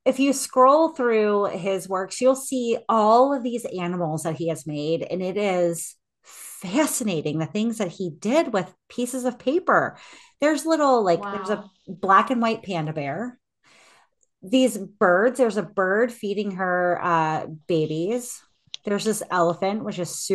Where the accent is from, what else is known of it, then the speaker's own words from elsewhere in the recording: United States; I am American.